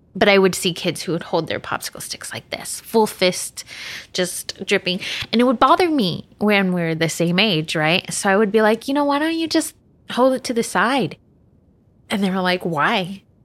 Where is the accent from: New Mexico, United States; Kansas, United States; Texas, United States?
Texas, United States; I was born in Texas